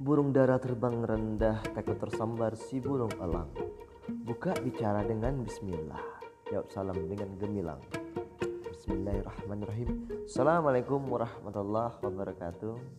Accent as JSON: {"language": "Indonesian", "area": "Bintan Regency", "region": "Riau Islands", "country": "Indonesia", "said": "saya dari Kabupaten Bintan, Provinsi Kepulauan Riau"}